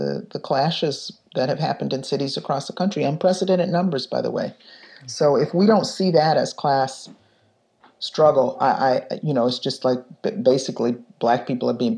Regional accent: Detroit, Michigan, United States; now in Chicago, United States; I was growing up in Detroit in 1967 when the rebellion happened there. And I was 10 years old

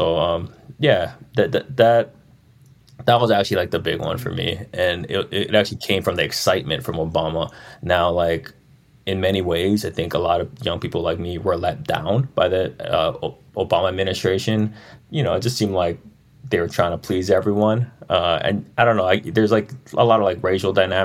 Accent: Maui, Hawaii, United States; I just looked like someone from Maui. I talked like someone from Maui. I didn't hide my accent

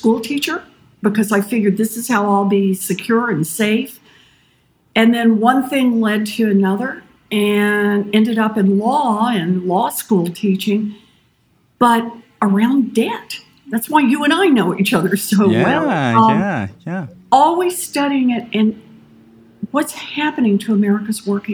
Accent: Oklahoma, United States; I was born and raised out in Oklahoma

